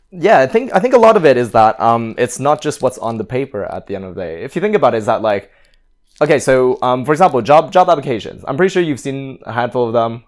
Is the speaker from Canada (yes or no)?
yes; Canada; now in London, United Kingdom; I, I'm originally from Canada, and my parents are from Hong Kong.